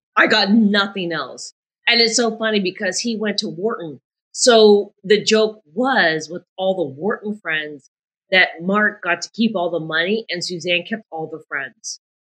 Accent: Brampton, Ontario, Canada; also born or lived in Toronto; now in New York City, United States; But when I grew up in Brampton, Ontario, I was born in Toronto. We moved to the suburbs 5 years later. We grew up in a very Italian neighborhood.

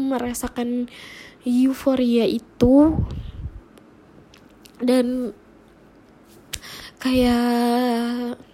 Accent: Cibinong, West Java, Indonesia; kalau dulu di daerah gue di Cibinong ini tuh belum ada mall, belum ada Cibinong yang City Mall, belum ada, belum ada Cibinong Square, belum ada.

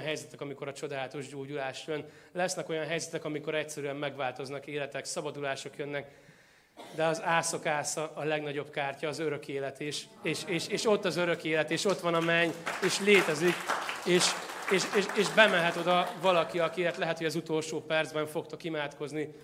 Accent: Tószeg, Jász-Nagykun-Szolnok, Hungary; moved away; én Tószegről származom Szolnok mellől

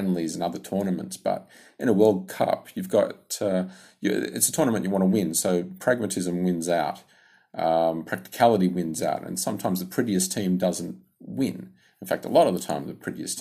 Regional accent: Sydney, New South Wales, Australia; I'm from Sydney, Australia

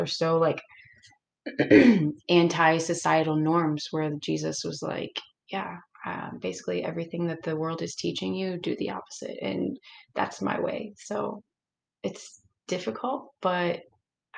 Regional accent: St. Petersburg, Florida, United States; I'm from St. Pete

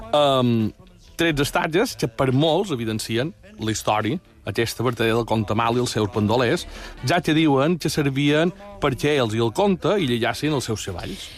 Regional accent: Mallorca, Balearic Islands, Spain; som molt mallorquins

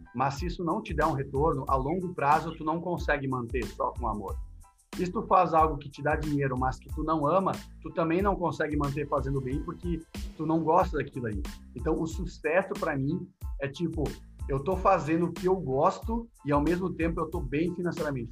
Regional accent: South Region, Brazil; Eu sou gremista, sou do Sul.

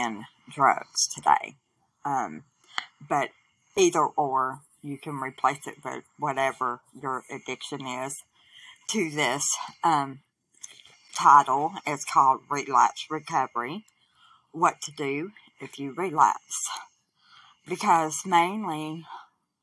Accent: Southwest Arkansas, United States; I'm from Southwest Arkansas in the United States of America.

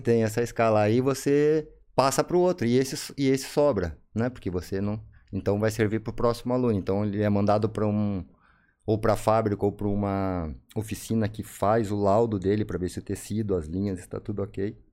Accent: São Leopoldo, Rio Grande do Sul, Brazil; also born or lived in Cachoeira do Sul; eu nasci em Cachoeira do Sul, no Rio Grande do Sul, cidade interior. Fui para São Leopoldo, uhum mais ou menos. São Léo Grande. Isso, 9, 10 anos aí.

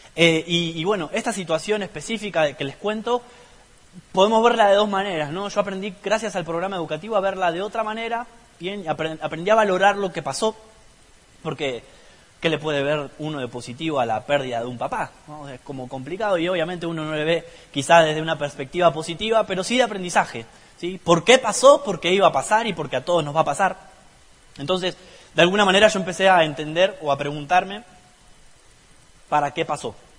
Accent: La Plata, Buenos Aires Province, Argentina; Hace 26 años nací en la ciudad de La Plata

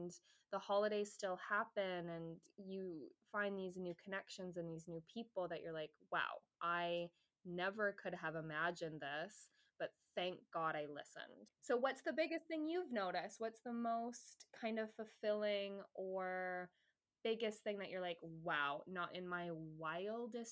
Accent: Canada; I'm Canadian

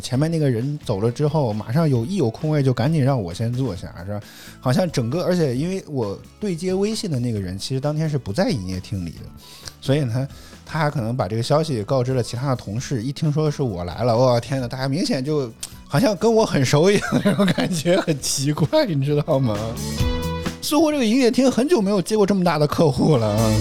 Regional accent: Henan, China; accent: Henan dialect; 我们河南土话讲就不带紧

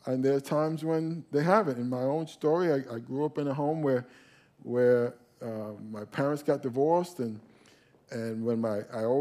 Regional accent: New York, United States; now in South Florida, United States; we moved down to South Florida. And when we moved down to South Florida, we were raised in the Catholic Church when we were in New York

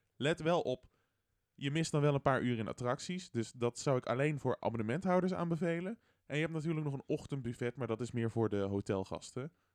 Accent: Netherlands; Ik ben Nederlander

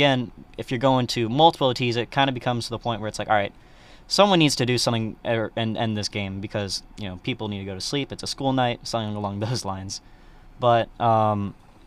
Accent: Atlanta, Georgia, United States; I'm from Atlanta

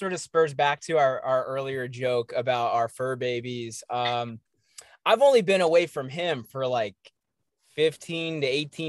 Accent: East Coast, United States; I'm from the East Coast, and I remember leaving and I was like, I want to do my rite of passage.

